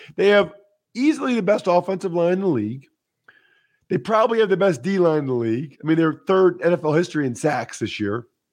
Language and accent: English; outside of Philadelphia, Pennsylvania, United States; I grew up outside of Philly